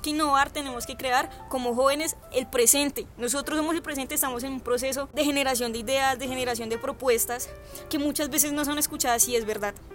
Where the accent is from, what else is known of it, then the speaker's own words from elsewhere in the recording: Colombia; nosotros como colombianos